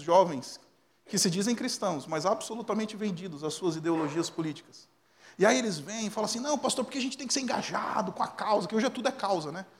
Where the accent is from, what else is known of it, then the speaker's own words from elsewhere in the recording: ABC Paulista, São Paulo, Brazil; eu sou do ABC Paulista